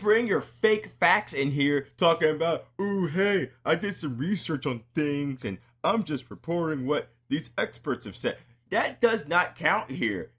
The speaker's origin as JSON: {"language": "English", "country": "United States", "said": "I'm an American"}